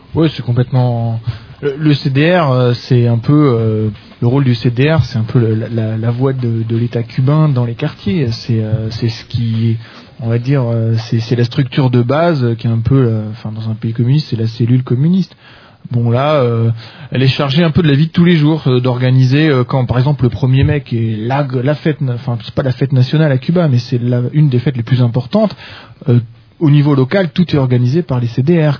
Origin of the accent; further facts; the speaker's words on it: France; quand on est français